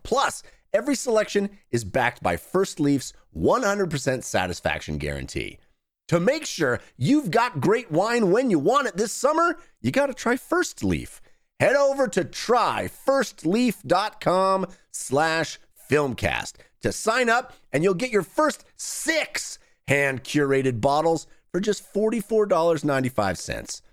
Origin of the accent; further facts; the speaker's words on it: Bay Area, California, United States; I grew up in the Bay Area